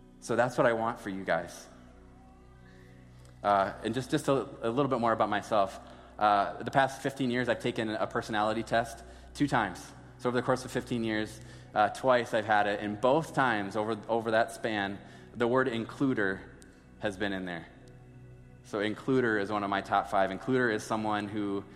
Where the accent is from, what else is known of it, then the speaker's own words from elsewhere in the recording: Sioux Falls, South Dakota, United States; I grew up in Sioux Falls my entire life.